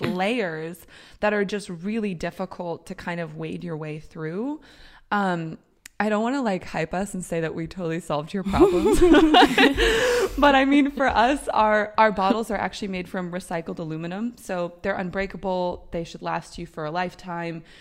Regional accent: United States; moved away as an adult; now in Europe; I'm American, I've lived in Europe for 10 years

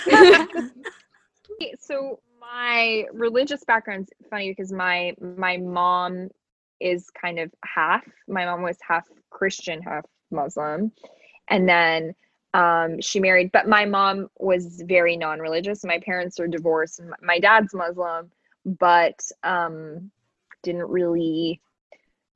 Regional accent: Toronto, Ontario, Canada; moved away as an adult; also born or lived in Iran / United States; now in Los Angeles, United States; I moved to Toronto when I was 6

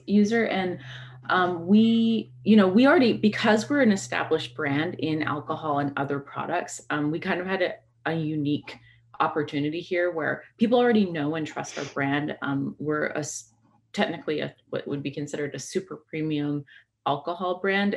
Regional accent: British Columbia, Canada; I grew up in in um, British Columbia

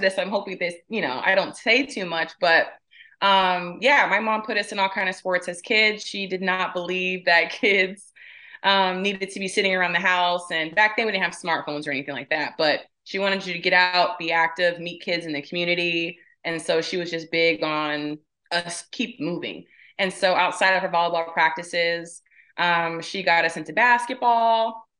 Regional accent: Riverside, California, United States; Anyone's ever been to Riverside? So for me to be complaining now, living in the desert, I go, I don't know what you're talking about. You grew up in 109, 110 weather

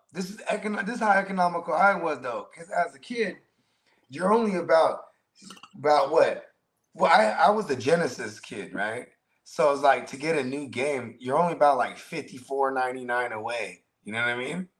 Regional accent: South Bay, California, United States; I'm from the South Bay, so like Santa Cruz wasn't that far from us.

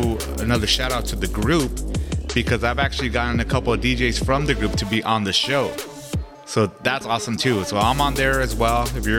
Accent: Santa Ana, California, United States; my hometown, Santa Ana, California.

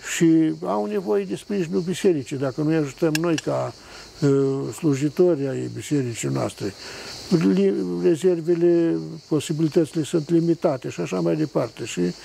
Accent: Botoșani County, Romania; din același județ în care m-am născut și eu

